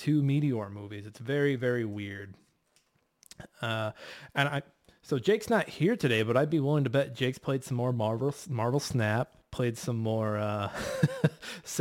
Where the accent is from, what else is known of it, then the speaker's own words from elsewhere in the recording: St. Louis, Missouri, United States; I'm from North St. Louis. 314